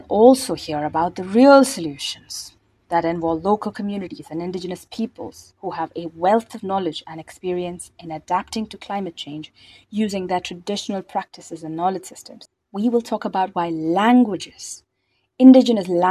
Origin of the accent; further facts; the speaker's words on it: India; I'm from India.